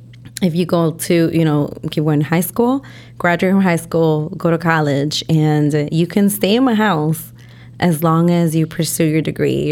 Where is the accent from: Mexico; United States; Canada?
Mexico; Taxco, Guerrero; You know, we're from Guerrero, Tasco Guerrero, you know